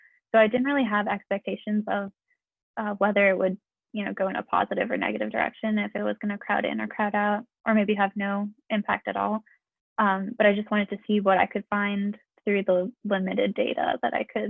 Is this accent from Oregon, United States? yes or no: yes; Portland, Oregon, United States; Oh, and I'm from Portland, Oregon.